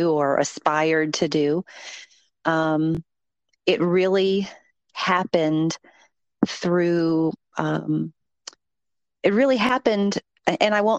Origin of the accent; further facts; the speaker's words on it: Columbus, Ohio, United States; now in Atlanta, United States; So I am originally from Columbus, Ohio, but I've been here 32 years, 33 years next year